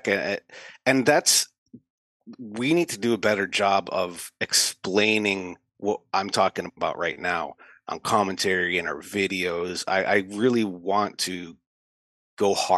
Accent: United States; As an American

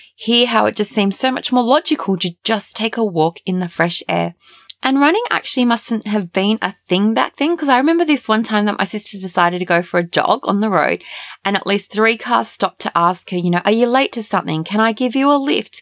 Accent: Australia; Growing up in Australia

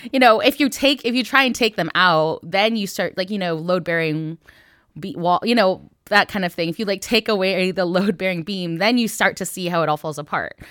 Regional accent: Northville, Michigan, United States; born in this time period in, in Northville, Michigan

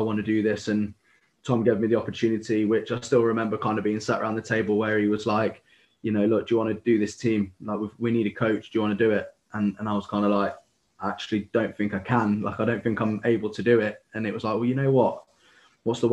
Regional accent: Loughborough, East Midlands, United Kingdom; I'm from Loughborough originally

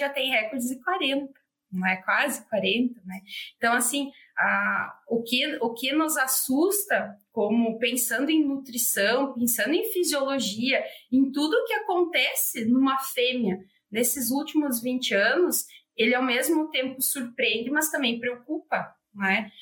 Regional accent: Santo Cristo, Rio Grande do Sul, Brazil; eu sou de Santo Cristo. Ele é o maior produtor de suínos do estado, do Rio Grande do Sul

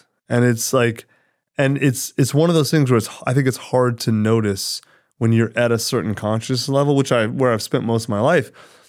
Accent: United States; I'm an American for sure.

